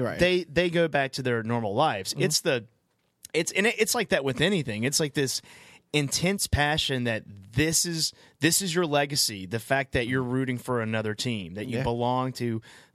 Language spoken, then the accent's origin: English; North Carolina, United States; I'm from North Carolina.